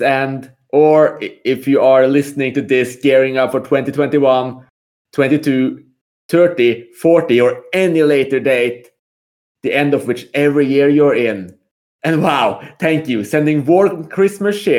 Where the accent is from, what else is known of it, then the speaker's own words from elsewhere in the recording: Norway; moved away as an adult; now in Malta; me specifically as the resident Norwegian